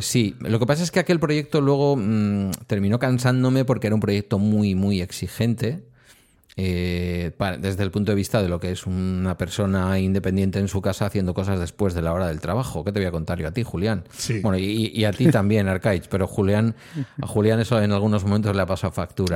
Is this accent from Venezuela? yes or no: no; Galdakao, Basque Country, Spain; los viejillos del lugar de aquí de mi pueblo, de Galdacao